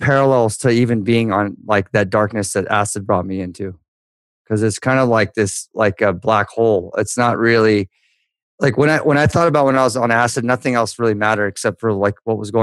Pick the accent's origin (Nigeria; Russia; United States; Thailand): United States; Newport Beach, California; I grew up in Newport Beach